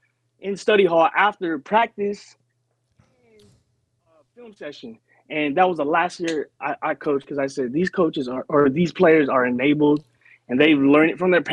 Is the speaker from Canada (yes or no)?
no; Lakewood, California, United States; I grew up in Lakewood.